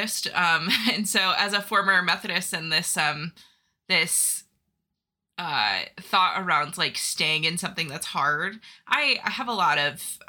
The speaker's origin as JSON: {"language": "English", "region": "Northwest Ohio", "country": "United States", "tie": "born or raised there", "said": "I've lived in Ohio my whole life. I grew up in Northwest Ohio and slowly moved to Central Ohio"}